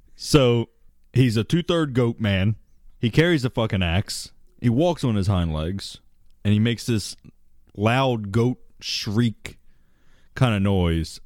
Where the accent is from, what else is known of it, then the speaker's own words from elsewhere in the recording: Maryland, United States; I grew up in Maryland